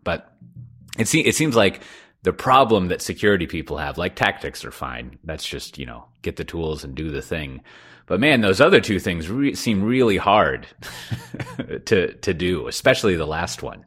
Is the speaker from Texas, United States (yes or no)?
yes; Austin, Texas, United States; I'm from Austin